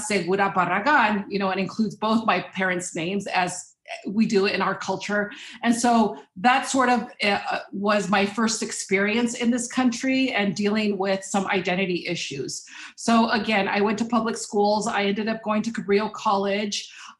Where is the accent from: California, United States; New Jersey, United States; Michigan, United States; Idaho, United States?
California, United States; Watsonville; also born or lived in Mexico; I was born in Mexico, so I'm a first generation immigrant. Came to the Pajaro Valley as a child, and I ended up attending public schools.